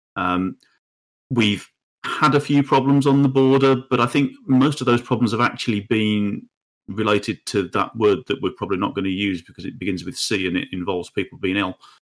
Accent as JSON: {"language": "English", "country": "United Kingdom", "said": "we as the British people"}